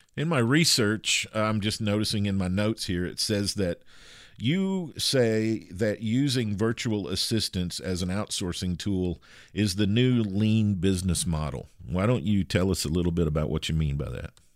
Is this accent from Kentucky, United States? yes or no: yes; Kentucky, United States; I grew up with horses in Kentucky, in the United States